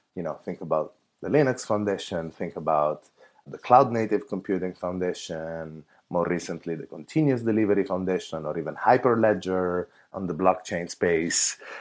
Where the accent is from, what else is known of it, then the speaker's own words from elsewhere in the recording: Italy; now in San Francisco, United States; I actually come from Italy